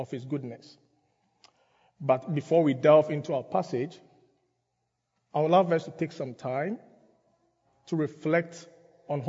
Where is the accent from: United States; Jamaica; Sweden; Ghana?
Ghana; moved away; I grew up in Ghana